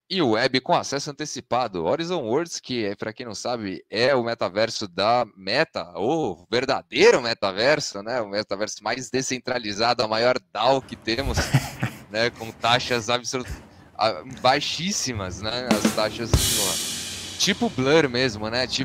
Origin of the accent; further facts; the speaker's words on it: Brazil; como bons brasileiros, sempre tomamos o geoblock, né? Então, pra gente ainda não liberou, né?